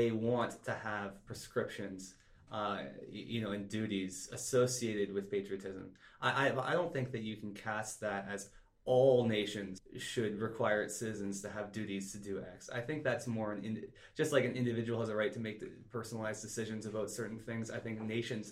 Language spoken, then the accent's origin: English; Canada; I'm a Canadian